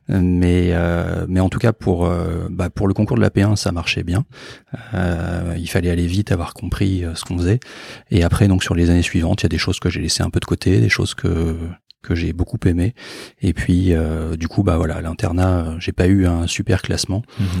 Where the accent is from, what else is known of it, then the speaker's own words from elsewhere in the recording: Bordeaux, Nouvelle-Aquitaine, France; moved away as an adult; also born or lived in Antilles / Île-de-France; now in Marseille, France; je suis originaire de Bordeaux, j'ai fait mon internat aux Antilles, ensuite j'ai vécu en région parisienne et maintenant je suis à Marseille